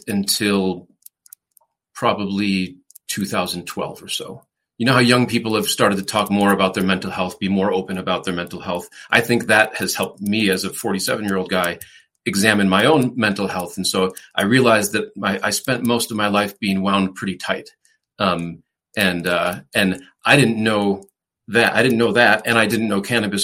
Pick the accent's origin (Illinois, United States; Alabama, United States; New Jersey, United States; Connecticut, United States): Illinois, United States; La Grange Park; moved away as an adult; also born or lived in Chicago / Los Angeles; now in Denver, United States; I grew up in the Chicago suburbs, a suburb called LaGrange Park, Illinois